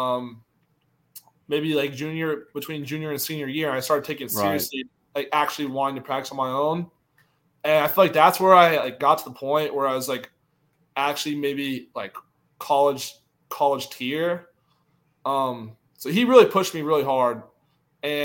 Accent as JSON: {"language": "English", "town": "Charlotte", "region": "North Carolina", "country": "United States", "also_born_or_lived": "Louisiana", "moved": "as an adult", "said": "I'm from North Carolina, so I grew up a Panthers fan"}